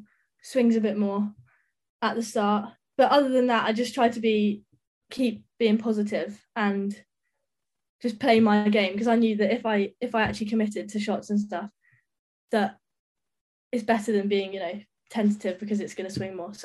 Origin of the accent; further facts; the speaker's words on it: Brighton, South East England, United Kingdom; I'm from Brighton